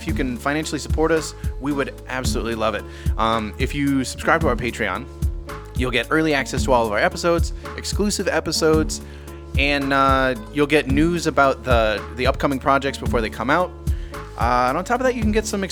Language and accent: English; Chicago, Illinois, United States; I'm from Chicago